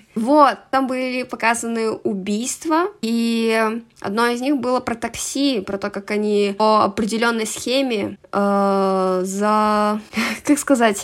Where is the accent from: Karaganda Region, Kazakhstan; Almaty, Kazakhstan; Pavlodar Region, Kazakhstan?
Karaganda Region, Kazakhstan; Karaganda; я из Казахстана, город Караганда